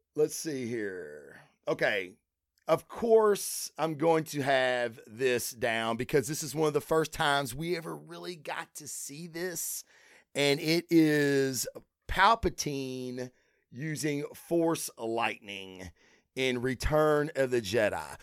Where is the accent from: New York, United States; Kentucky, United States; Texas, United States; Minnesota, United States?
Kentucky, United States; I'm from Kentucky